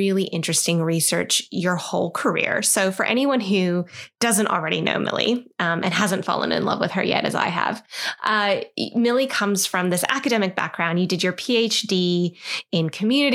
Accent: United States; accent: American; moved away as an adult; now in Australia; this girl sounds a bit American

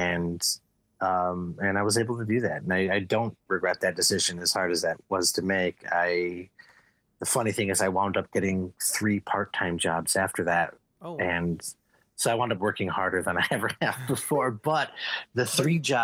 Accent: Evergreen Park, Illinois, United States; I grew up on the south side of Chicago, in a suburb just outside of Chicago called Evergreen Park

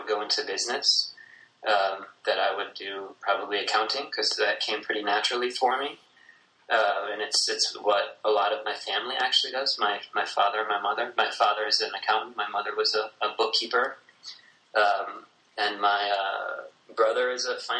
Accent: Algona, Iowa, United States; I'm from a small town in northern Iowa called Algona, Iowa

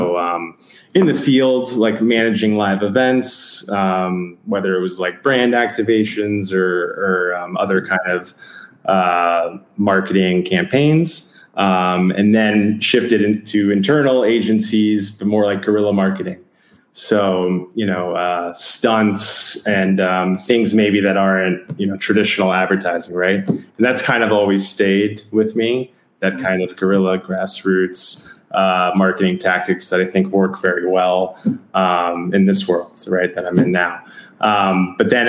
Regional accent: New York City, New York, United States; moved away as an adult; also born or lived in Louisiana / Memphis; now in San Diego, United States; So I'm a New Yorker. Okay. I'm from Queens, New York. I grew up like 7 stops on the train from Shea Stadium.

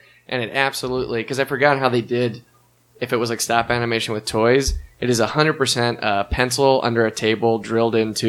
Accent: Harford County, Maryland, United States; moved away as an adult; now in Chicago, United States; I'm from a place called Harford County, but we naturally just say Baltimore because people don't know where the hell any other place is.

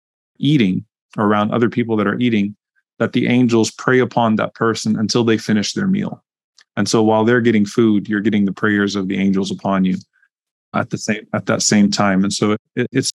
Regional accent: Louisiana, United States; I grew up in Louisiana

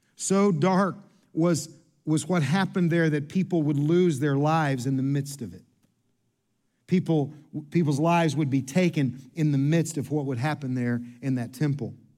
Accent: Kentucky, United States; I'm from Kentucky.

